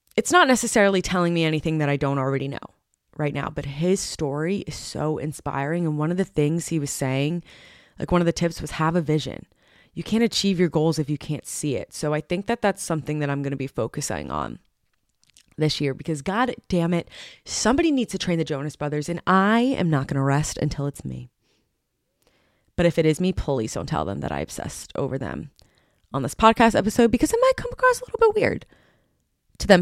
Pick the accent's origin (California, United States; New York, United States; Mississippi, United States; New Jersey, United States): New Jersey, United States; in my home state